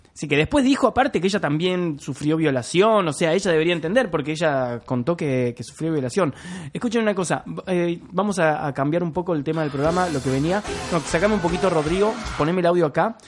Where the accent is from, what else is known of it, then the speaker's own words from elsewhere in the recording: Córdoba, Argentina; yo soy de Córdoba, crecí en Córdoba.